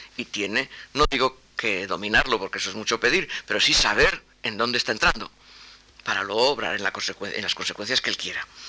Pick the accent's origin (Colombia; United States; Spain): Spain; first language Spanish; yo soy español